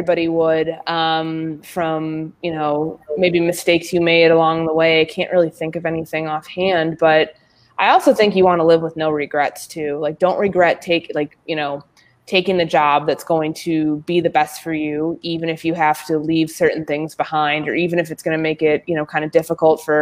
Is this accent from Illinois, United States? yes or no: yes; Chicago, Illinois, United States; moved away as an adult; also born or lived in Indiana / West Coast / Mississippi; now in Minnesota, United States; I grew up in Chicago, grew up, you know, on the north side of the city